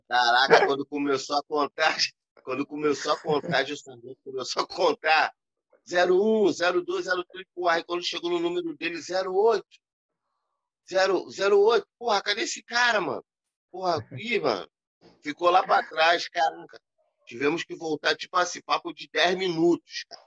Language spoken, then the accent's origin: Portuguese; Rio de Janeiro, Brazil; moved away as an adult; now in São Gonçalo, Brazil; eu não moro mais na Cidade de Deus. Uhum. Eu tenho oito anos que eu saí de Jacarepaguá, que eu casei